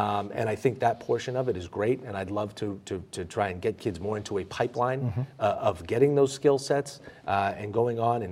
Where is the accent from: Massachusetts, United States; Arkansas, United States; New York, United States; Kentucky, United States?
Massachusetts, United States; Boston; also born or lived in Dorchester; Growing up in Mission Hill, Jamaica Plain